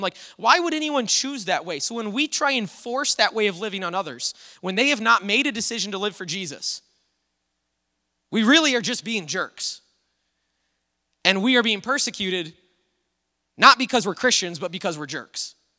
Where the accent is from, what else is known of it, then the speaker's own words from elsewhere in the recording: United States; this freedom that we have as Americans in our country.